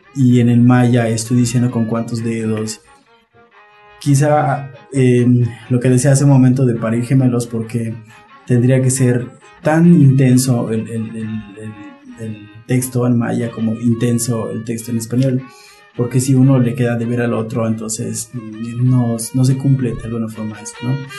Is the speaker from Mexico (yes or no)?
yes; Peto, Yucatán, Mexico; first language Yucatec Maya; Spanish is a second language; soy escritor maya. La lengua maya fue mi lengua materna. Eh, fue al acudir a la escuela, a la primaria, que aprendí a hablar español